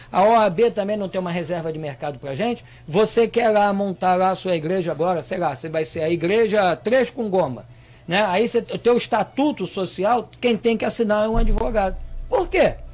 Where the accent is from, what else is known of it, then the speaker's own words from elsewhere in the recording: Brazil; Nós somos brasileiros.